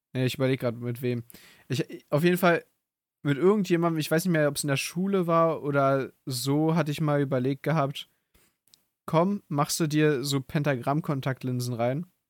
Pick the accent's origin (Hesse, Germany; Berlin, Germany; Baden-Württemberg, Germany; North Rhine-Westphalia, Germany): Berlin, Germany; ich bin ja hier in Berlin groß geworden